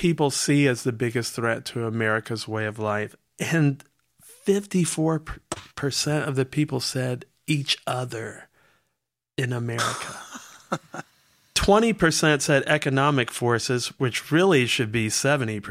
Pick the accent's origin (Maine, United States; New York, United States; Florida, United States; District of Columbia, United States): District of Columbia, United States; Washington; I grew up black in Southeast Washington.